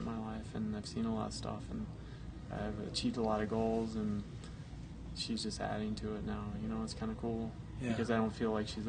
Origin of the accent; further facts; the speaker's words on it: Boulder, Colorado, United States; The worst day of my life in my hometown, man.